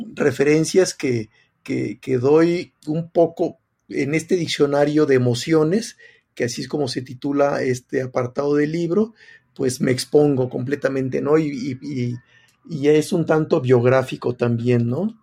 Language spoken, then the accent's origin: Spanish; Tequila, Jalisco, Mexico; yo siendo de pueblo, que crecí en Tequila